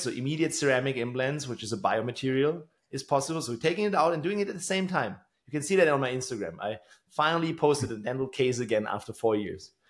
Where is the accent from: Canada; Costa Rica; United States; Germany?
Germany; Tübingen, Baden-Württemberg; in my hometown here in Tübingen